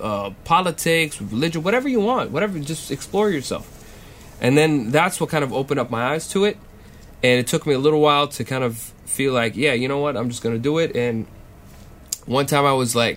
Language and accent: English; Saudi Arabia; moved away as an adult; also born or lived in Austin, Texas; I'm a student at UT Austin Geophysics Department from Saudi Arabia